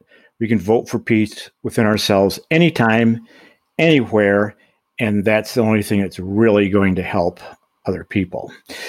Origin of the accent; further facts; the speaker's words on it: Michigan, United States; moved away; my home state of Michigan